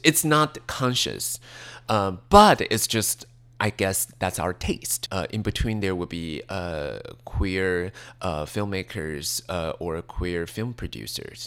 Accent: Taiwan; English is a second language; moved away as an adult; also born or lived in New York; growing up in Taiwan

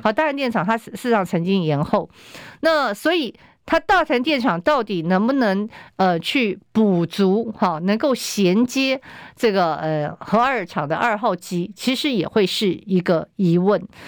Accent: Taiwan; 我们台湾人

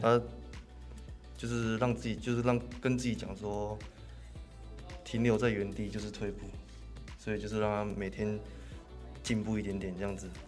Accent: Min'an Elementary School, Xinzhuang, New Taipei, Taiwan; 我就一定要转去那个新北的那个民安国小

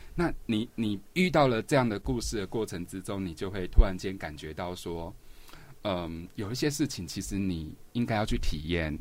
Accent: Banqiao, New Taipei, Taiwan; 我以前的时候住在板桥靠河岸的地方，有个地方嗯。叫江子翠

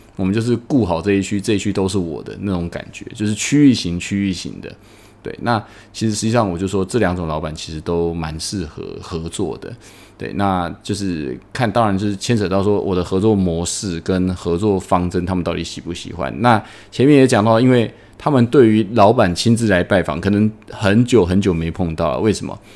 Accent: Taiwan; now in Indonesia; 我们台湾人可能就是做小本生意

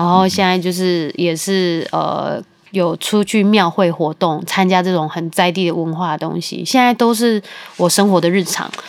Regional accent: Taichung, Taiwan; 我是台中人，可是我环岛四次

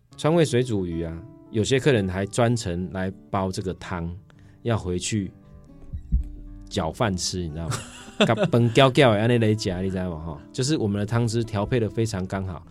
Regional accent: Changhua County, Taiwan; now in Taichung, Taiwan; 因为我是彰化人

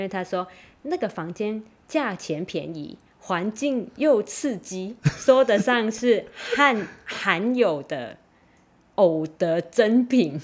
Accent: Macau; 澳门，我的故乡

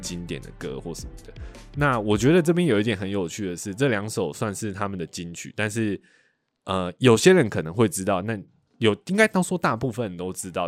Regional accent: Kaohsiung, Taiwan; 我是高雄人嘛

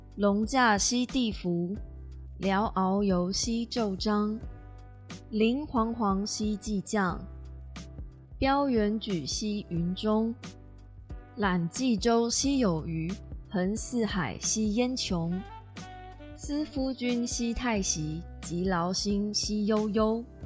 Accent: Kaohsiung, Taiwan; 我是高雄人，但是因为我妈妈是台南人

